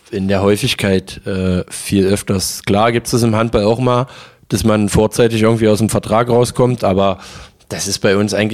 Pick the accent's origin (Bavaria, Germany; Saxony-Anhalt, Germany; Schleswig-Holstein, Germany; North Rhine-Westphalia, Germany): Saxony-Anhalt, Germany; Magdeburg; Ähm, ich liebe Magdeburg, das ist ja auch meine Heimatstadt.